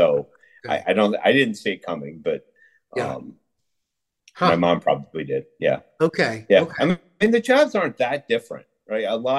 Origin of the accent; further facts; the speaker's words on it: Connecticut, United States; moved away as an adult; also born or lived in Philadelphia, Pennsylvania / Wilton, Connecticut / Salisbury, Connecticut / Chicago; now in Wisconsin, United States; So I grew up in Connecticut. So we kind of moved from a bunch of different places in Connecticut. Actually, I lived in Philadelphia when I was very little. But then, and my parents kind of settled in Salisbury, Connecticut, which is the northwest corner of Connecticut. It's kind of it's the most rural part of Connecticut